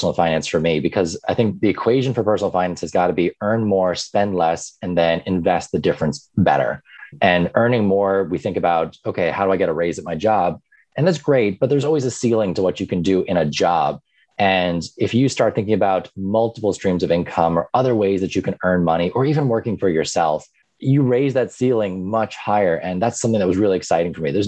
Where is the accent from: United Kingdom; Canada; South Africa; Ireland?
Ireland; moved away as an adult; also born or lived in New York, United States; now in United States; I grew up in New York for the first 10 years of my life. And then my parents moved back to Ireland because they were originally from there. So I spent the next, you know, part of my formative years in Ireland